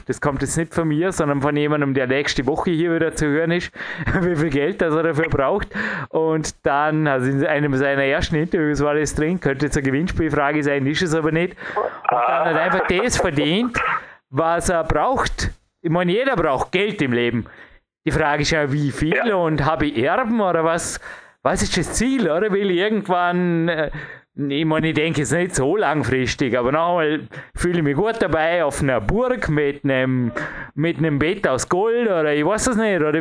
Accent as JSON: {"language": "German", "country": "Austria", "said": "ich kann nur als Österreicher"}